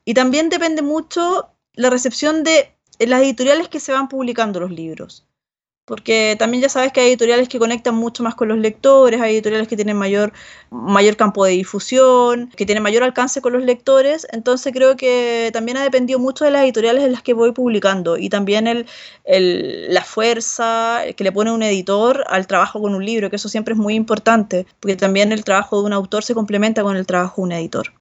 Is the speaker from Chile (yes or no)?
yes; Rancagua, O'Higgins, Chile; moved away as an adult; also born or lived in San Francisco de Mostazal, Chile / Barcelona, Spain; now in Santiago, Chile; Yo no soy de Santiago, sino que vengo de una, una ciudad que está al sur de Santiago, que queda a 80 kilómetros, que se llama Rancagua